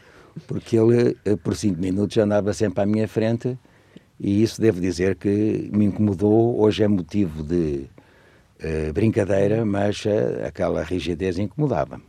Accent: Lisbon, Portugal; moved away as an adult; also born or lived in Cuba, Alentejo / Guinea-Bissau / Zimbabwe; em Lisboa, onde, aliás, eu nasci, eu sou de Lisboa, estudei em Lisboa, casei em Lisboa.

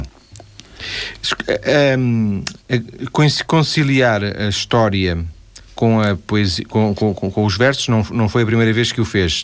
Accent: Vila do Conde, Norte, Portugal; Eu sou de Vila do Conde

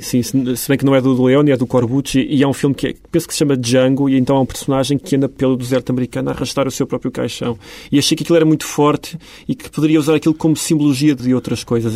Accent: Beira Alta, Portugal; eu sou de facto um beirão e vivi 20 anos na, na beira alta

